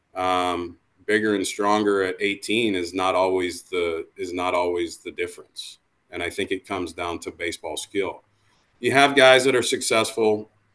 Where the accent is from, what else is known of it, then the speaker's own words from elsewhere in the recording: Iowa, United States; I grew up in a small town in Iowa